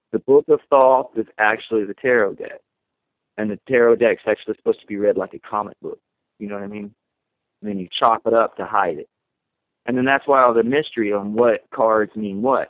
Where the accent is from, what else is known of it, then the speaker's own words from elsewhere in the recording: the Bible Belt, United States; when I was growing up in the Bible Belt